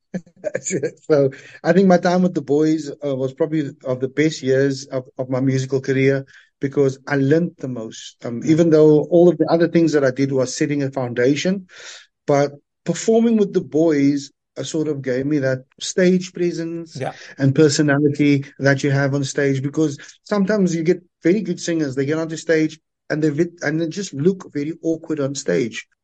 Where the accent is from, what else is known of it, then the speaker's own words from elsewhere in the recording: Cape Town, Western Cape, South Africa; growing up in the Cape Flats, every school had the do up groups